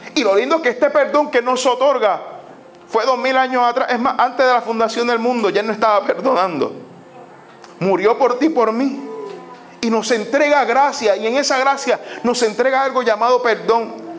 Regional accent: Puerto Rico; nuestra cultura como puertorriqueños, nuestra cultura puertorriqueña es una cultura muy peculiar

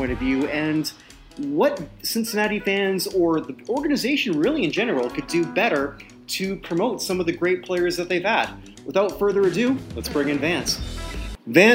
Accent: Canada; I'm a Canadian

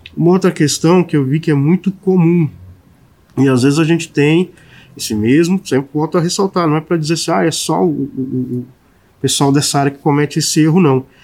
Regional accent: São Paulo, Brazil; moved away; eu sou de São Paulo, eventualmente eu vou a São Paulo para visitar minha família

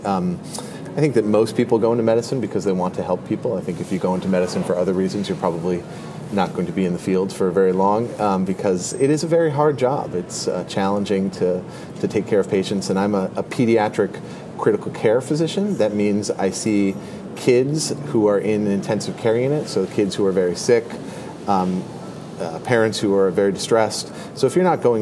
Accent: Connecticut, United States; moved away as an adult; also born or lived in Washington, D.C. / Chicago; So I am originally from Connecticut. I grew up there

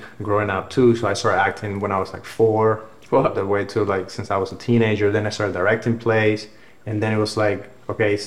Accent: Havana, Cuba; English is a second language; moved away; I grew up in Havana.

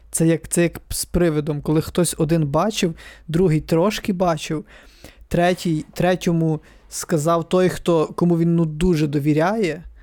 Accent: near Halych, Ivano-Frankivsk Oblast, Ukraine; also born or lived in Chernivtsi; now in Ivano-Frankivsk, Ukraine; Ну, я з-під Галича

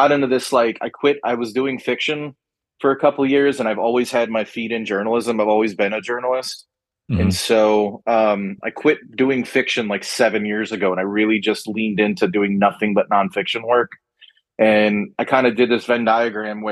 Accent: Chicago, Illinois, United States; now in Austin, United States; I'm originally from Chicago

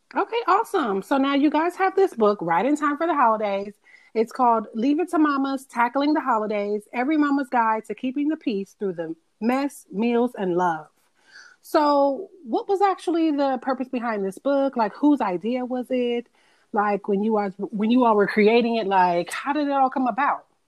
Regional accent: Atlanta, Georgia, United States; I'm from Atlanta

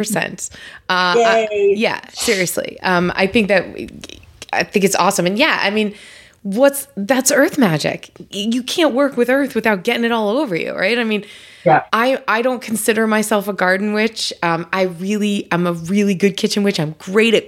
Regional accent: New York, United States; moved away; I'm from New York originally

